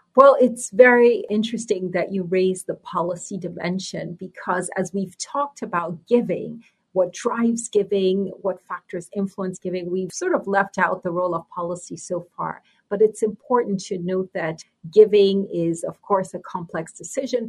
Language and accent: English; Nigeria; moved away; also born or lived in New York City, United States; I was born in New York City and grew up in Nigeria.